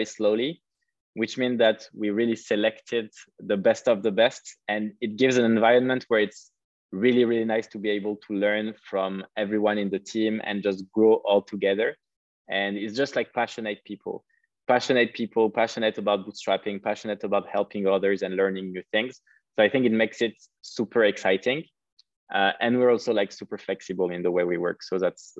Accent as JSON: {"language": "English", "town": "Paris", "region": "Île-de-France", "country": "France", "also_born_or_lived": "Cape Town", "moved": "yes", "said": "I'm French, like I'm from Paris"}